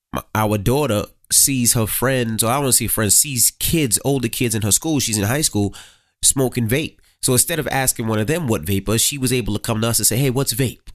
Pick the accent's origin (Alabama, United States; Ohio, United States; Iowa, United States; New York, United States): New York, United States; New York City; growing up in Queens, you seen a lot of street life